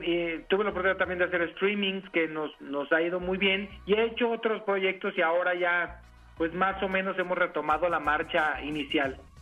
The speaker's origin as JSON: {"language": "Spanish", "region": "Jalisco", "country": "Mexico", "said": "Yo soy de Jalisco y la verdad del estado Jalisco tiene un lugar en mi corazón."}